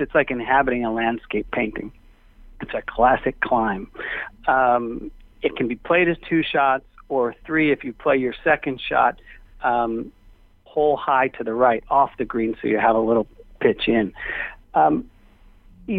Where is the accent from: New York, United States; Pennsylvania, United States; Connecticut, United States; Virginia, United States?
New York, United States; New York City; I grew up in Manhattan and learned the game on Long Island